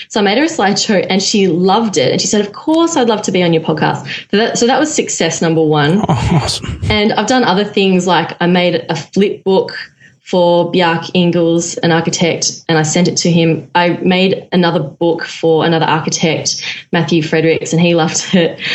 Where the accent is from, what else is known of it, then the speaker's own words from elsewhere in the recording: Melbourne, Victoria, Australia; I'm from Melbourne, Australia, and I am a former architect